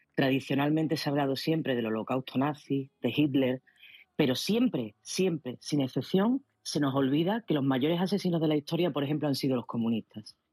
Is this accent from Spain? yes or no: yes; Spain; como española